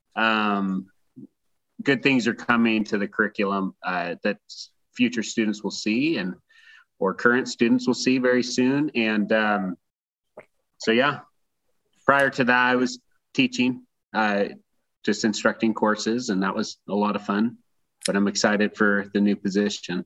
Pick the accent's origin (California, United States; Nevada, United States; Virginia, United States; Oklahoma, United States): Nevada, United States; Reno; I grew up in Reno, Nevada